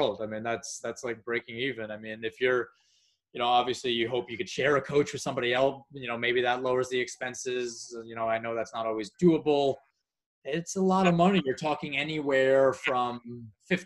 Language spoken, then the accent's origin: English; United States; being an American